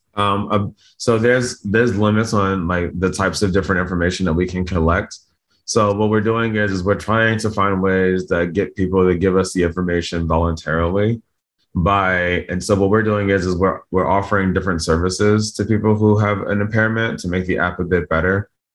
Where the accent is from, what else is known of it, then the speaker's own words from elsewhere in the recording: Camden, New Jersey, United States; moved away; I was born in Camden, New Jersey. It's like a pretty poor place